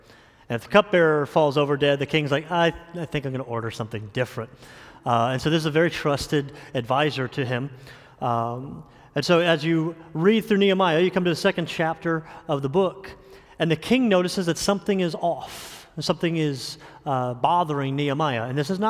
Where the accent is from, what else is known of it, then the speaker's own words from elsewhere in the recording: New York, United States; also born or lived in New Jersey / Indiana / Florida; I'm originally from New York, lived in New York and New Jersey. I've lived a little bit in Indiana and probably the majority of time in Florida